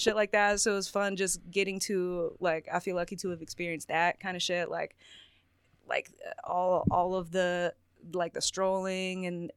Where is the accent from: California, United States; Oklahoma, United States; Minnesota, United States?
California, United States; San Diego; moved away; also born or lived in the South; I came from San Diego where like my white friends and my black friends hung out